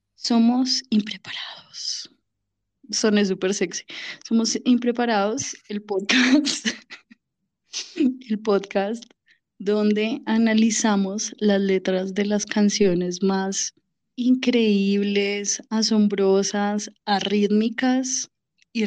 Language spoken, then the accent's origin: Spanish; Bogotá, Colombia; mi tierra, Bogotá